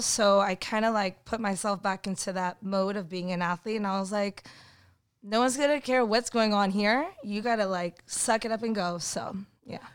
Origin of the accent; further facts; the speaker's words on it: Burbank, California, United States; I actually grew up in Burbank